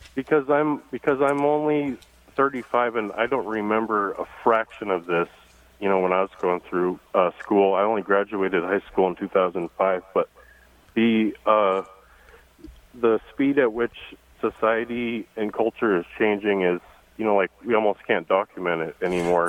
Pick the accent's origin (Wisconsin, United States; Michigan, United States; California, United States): California, United States; Santa Cruz; I'm actually from Santa Cruz